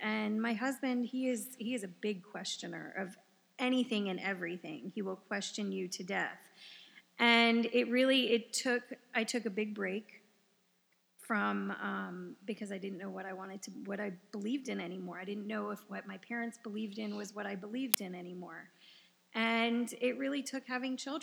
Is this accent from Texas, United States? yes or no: yes; Texas, United States; moved away; We grew up in Texas.